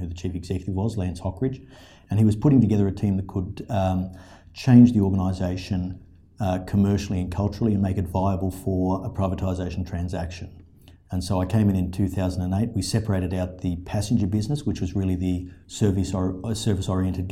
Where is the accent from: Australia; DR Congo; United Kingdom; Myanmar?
Australia; Sydney, New South Wales; moved away as an adult; now in Brisbane, Australia; I was born and bred in Sydney